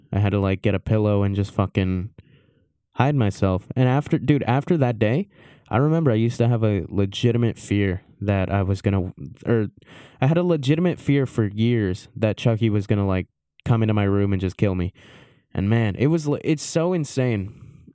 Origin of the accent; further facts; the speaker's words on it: Maryland, United States; I was born in Maryland